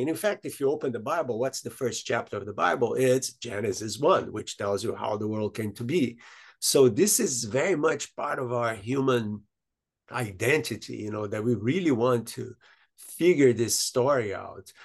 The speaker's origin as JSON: {"language": "English", "country": "Brazil", "tie": "born or raised there", "said": "from the country I was born in Brazil"}